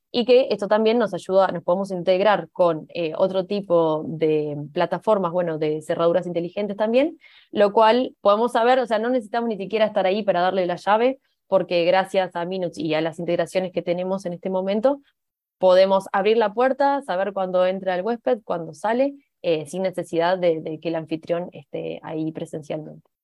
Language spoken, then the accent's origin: Spanish; Uruguay; now in Spain; Soy uruguaya, por eso mi acento.